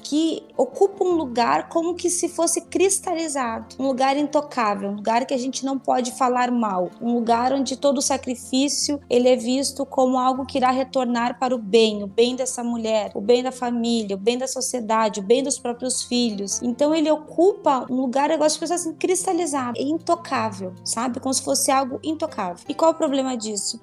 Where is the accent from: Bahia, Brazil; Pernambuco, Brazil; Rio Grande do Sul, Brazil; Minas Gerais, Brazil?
Rio Grande do Sul, Brazil; eu sou aqui do, do Rio Grande do Sul